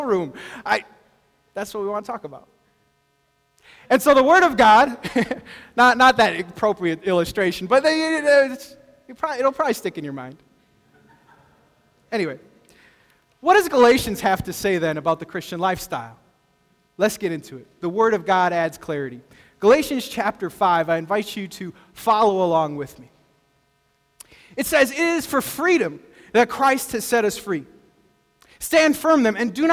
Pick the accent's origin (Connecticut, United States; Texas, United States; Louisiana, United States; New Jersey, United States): Texas, United States; El Paso; I grew up in El Paso, Texas